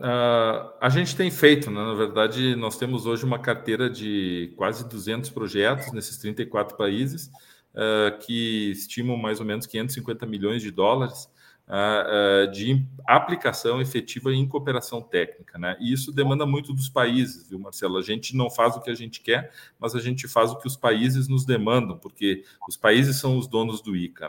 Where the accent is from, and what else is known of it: Brazil; moved away as an adult